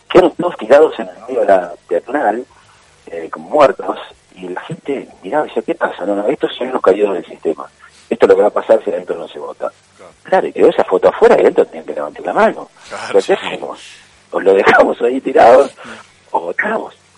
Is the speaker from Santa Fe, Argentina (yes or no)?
no; Balcarce, Buenos Aires Province, Argentina; moved away as an adult; now in Buenos Aires, Argentina; soy de Balcarce